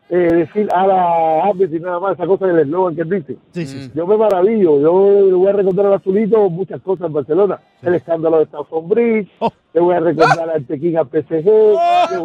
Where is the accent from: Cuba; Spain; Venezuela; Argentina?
Cuba; yo soy de Guarapán. ahí en la víbora